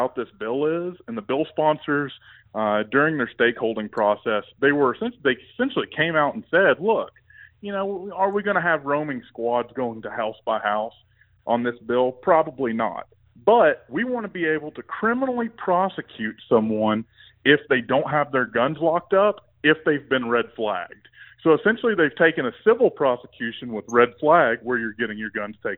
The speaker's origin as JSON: {"language": "English", "region": "East Tennessee", "country": "United States", "tie": "born or raised there", "also_born_or_lived": "Virginia / South Mississippi", "accent": "Southern twang", "moved": "yes", "lives_now": "Colorado, United States", "said": "originally from East Tennessee, well, originally from Virginia, but grew up in East Tennessee and picked up a little bit more Southern twang and South Mississippi where all my family's from."}